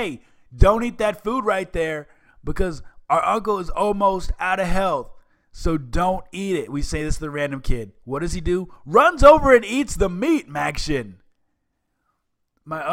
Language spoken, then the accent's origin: English; Seattle, Washington, United States; I grew up in the Seattle area